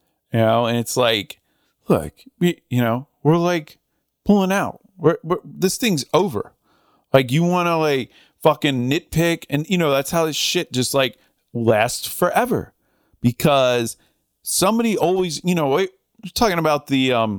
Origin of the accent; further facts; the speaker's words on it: Northern United States, United States; now in Southern United States; I mean, I'm from the North, you know, I mean, I don't have some like affinity for the Confederacy or whatever. But, you know, I live in the South and I like the South and I've been here a while.